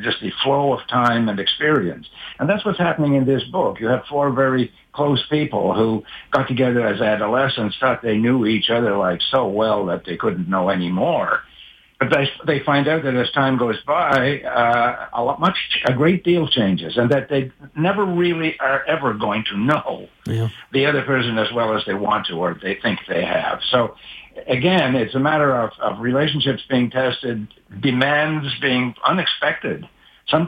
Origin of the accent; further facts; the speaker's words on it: Cape Breton, Nova Scotia, Canada; I grew up in Cape Breton